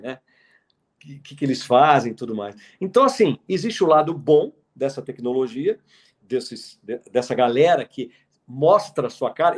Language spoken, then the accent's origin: Portuguese; Brasília, Federal District, Brazil; eu sou de 1969, eu nasci em Brasília, em 69